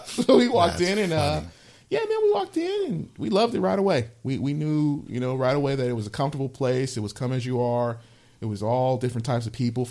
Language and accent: English; San Mateo, California, United States; also born or lived in Palo Alto, California / Redwood City, California / Stockton, California; Raised all over. I was born in the Bay Area, Palo Alto, California, Stanford Hospital. First few years of my life, I lived in Redwood City, California. Then moved to Stockton. Then from Stockton back, to San Mateo, back to the Bay Area. And that's where I graduated high school